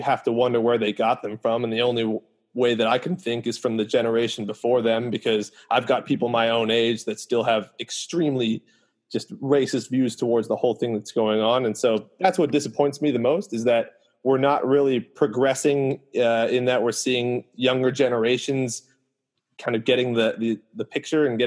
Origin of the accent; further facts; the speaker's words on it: Santa Barbara, California, United States; also born or lived in West Coast; I grew up in Santa Barbara, for instance, where we have a very, very small Black population.